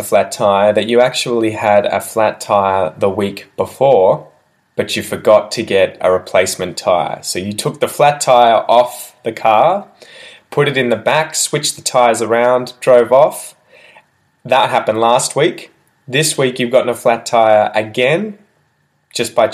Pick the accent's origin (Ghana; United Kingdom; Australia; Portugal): Australia; first language English; as an Australian